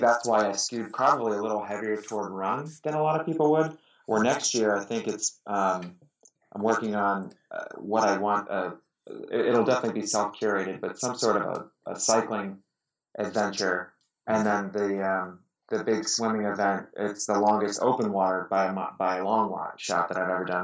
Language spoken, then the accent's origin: English; Pittsburgh, Pennsylvania, United States; now in Detroit, United States; I grew up in Pittsburgh, now live in Detroit